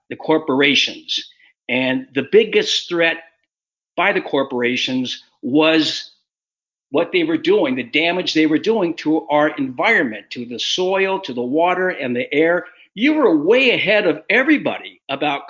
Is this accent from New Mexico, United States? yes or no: no; Pomona, California, United States; my family because we in Pomona, California, had a Pontiac Grand Prix